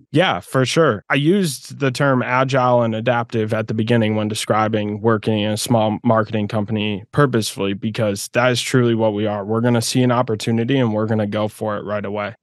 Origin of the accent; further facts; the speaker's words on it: Midwest, United States; now in Florida, United States; I grew up in the Midwest, so I definitely know what it's like to uh, to go through a harsh winter. But yeah, now I live in Florida